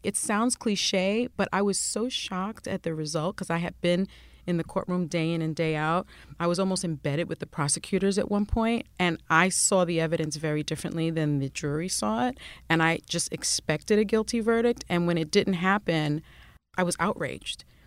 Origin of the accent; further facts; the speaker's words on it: New York City, New York, United States; first language Spanish; English is a second language; also born or lived in Washington; I grew up in the South Bronx and the projects